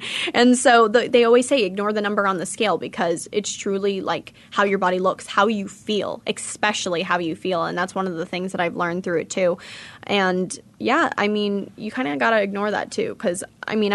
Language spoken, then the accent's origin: English; California, United States; now in Phoenix, United States; I'm from California